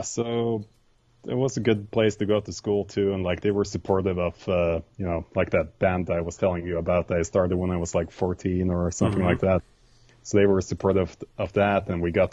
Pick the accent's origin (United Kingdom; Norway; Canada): Norway; Vikedal, Rogaland; also born or lived in Rotterdam, Netherlands; I grew up in a small village called Vikedal.